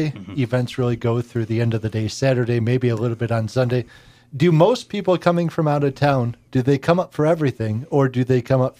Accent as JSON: {"language": "English", "town": "Detroit", "region": "Michigan", "country": "United States", "tie": "born or raised there", "said": "my dad's side of the family comes from Wakefield, which is only a couple hours away. Mm-hmm. I grew up in the Detroit area, and most of the family has migrated that way"}